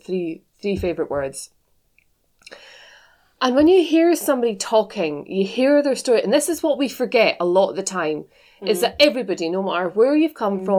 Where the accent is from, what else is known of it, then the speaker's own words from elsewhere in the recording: Scotland, United Kingdom; being from Scotland as well